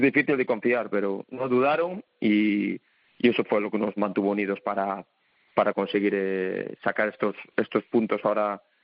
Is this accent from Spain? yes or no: yes; Galicia, Spain; moved away; yo soy gallego ahí de, pura cepa.